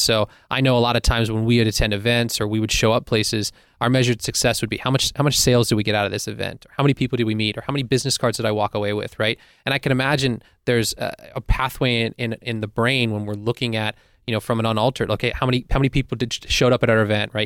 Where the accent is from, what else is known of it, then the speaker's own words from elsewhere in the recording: Pittsburgh, Pennsylvania, United States; as a teen growing up in Pittsburgh